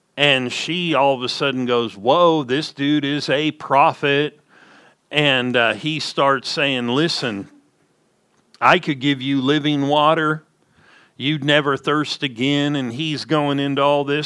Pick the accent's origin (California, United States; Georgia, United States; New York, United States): California, United States; Southern; I'm from Southern California